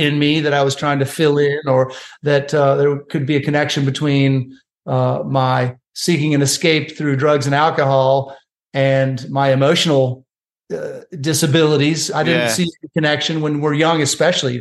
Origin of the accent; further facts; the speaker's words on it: Chicago, Illinois, United States; moved away as an adult; also born or lived in Columbia, South Carolina; I moved from at age 18 from Chicago all the way to Columbia, South Carolina